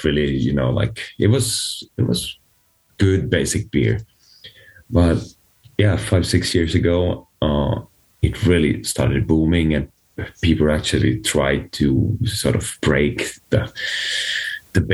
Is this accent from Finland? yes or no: yes; Finland; there's this big brewery back in my hometown